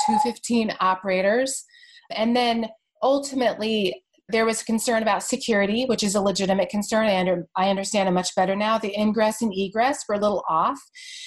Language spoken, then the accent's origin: English; Bay Area, California, United States; I live and I'm from the Bay Area